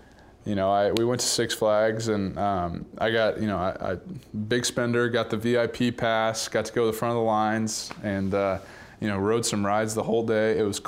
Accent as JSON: {"language": "English", "town": "Dallas", "region": "Texas", "country": "United States", "tie": "born or raised there", "said": "you grow up in Dallas, and we grew up in Highland Park, this awesome community"}